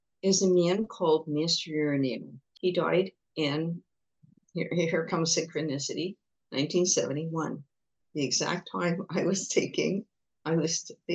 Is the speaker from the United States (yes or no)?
no; England, United Kingdom; now in Montreal, Canada; I was born in England, so I'm British